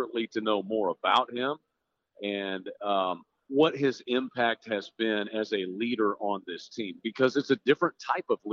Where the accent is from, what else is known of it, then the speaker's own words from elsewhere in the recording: Oklahoma, United States; I'm from Oklahoma